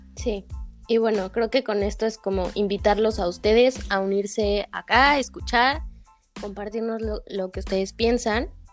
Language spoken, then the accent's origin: Spanish; State of Mexico, Mexico; soy de Ciudad de México, bueno, en realidad de Estado de México